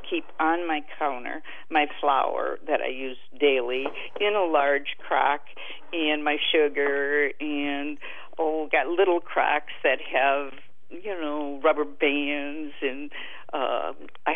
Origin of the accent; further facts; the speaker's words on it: near Lake Erie, New York, United States; born or raised there; now in Viroqua, United States